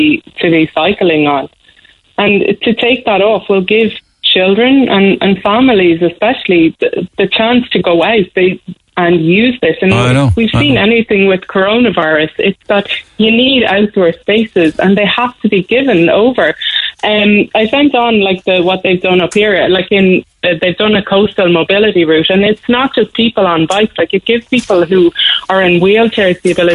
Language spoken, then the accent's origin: English; Cork, Munster, Ireland; now in Dublin, Ireland; I'm actually from Cork, but I'm not living there. I'm living up in Dublin